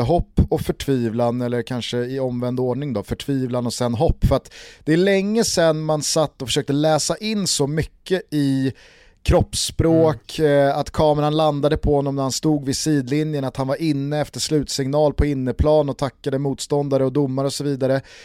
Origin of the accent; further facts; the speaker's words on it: Sweden; som svensk